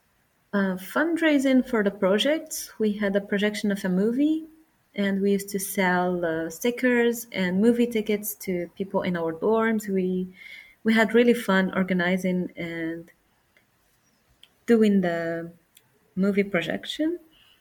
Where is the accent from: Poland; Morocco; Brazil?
Morocco; I'm from Morocco